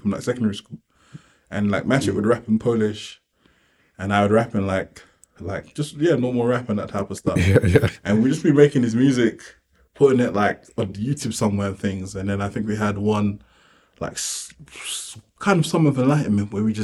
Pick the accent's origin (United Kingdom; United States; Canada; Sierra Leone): United Kingdom; London; I'm from South London